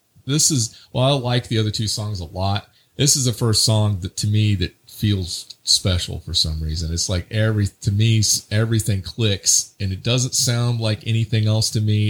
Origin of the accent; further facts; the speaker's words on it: United States; I say Moog too because I'm American.